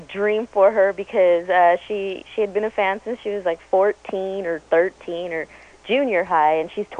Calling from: San Jose, California, United States; We went to your concert in December 93 over here in San Jose Event Center.

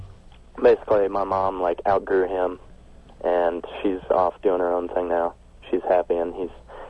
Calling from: Champaign, Illinois, United States; I'm calling from Illinois.

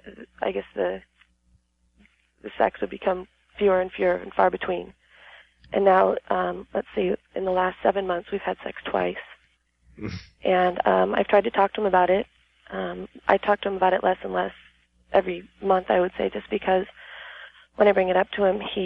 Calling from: El Cajon, California, United States; From El Cajon, San Diego area.

